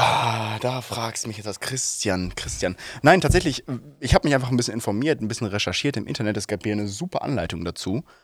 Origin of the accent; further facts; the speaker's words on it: Soest, North Rhine-Westphalia, Germany; als gebürtiger Soester